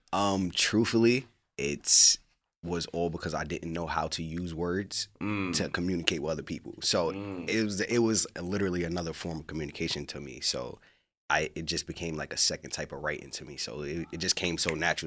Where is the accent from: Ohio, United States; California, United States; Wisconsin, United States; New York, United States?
New York, United States; New York City; moved away as an adult; now in Los Angeles, United States; I am from Queensbridge, New York